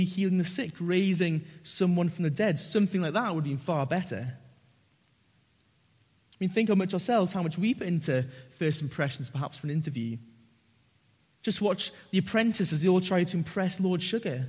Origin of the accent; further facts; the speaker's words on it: Northumberland, North East England, United Kingdom; I grew up in Northumberland, and a lot of my mates are farmers and rugby players.